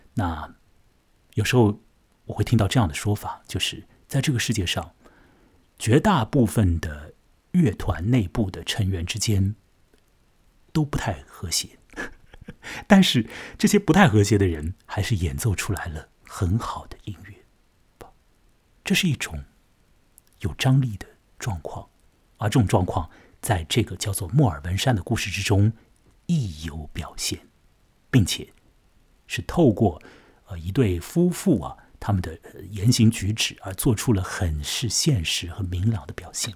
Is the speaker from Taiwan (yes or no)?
no; Shanghai, China; 在上海的崇明岛上和你说话。 我现在所待的这个地方呢， 就是我的老家啊， 崇明岛。 它虽然是属于上海管辖的一处地方啊， 但是呢， 在我这儿， 这个岛上面的气氛和那所谓的魔都之中的那种激动人心的啊， 或者是很是紧张的这个气氛啊， 当然是大不一样的嘛。